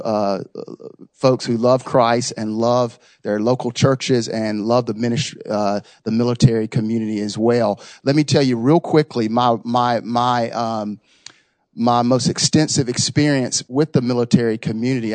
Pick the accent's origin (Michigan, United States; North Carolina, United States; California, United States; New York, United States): North Carolina, United States; Raleigh; I'm born and raised in Raleigh